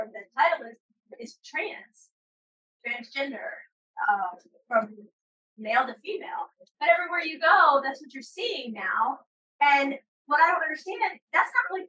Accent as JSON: {"language": "English", "country": "United States"}